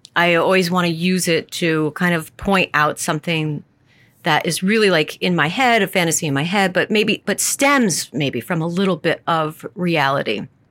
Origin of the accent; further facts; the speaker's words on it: the Adirondacks, New York, United States; growing up in the Adirondacks